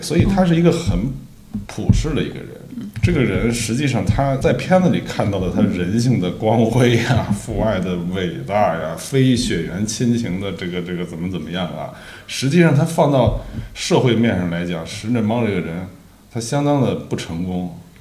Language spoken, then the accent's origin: Chinese; Beijing, China; 我本身也是北京东北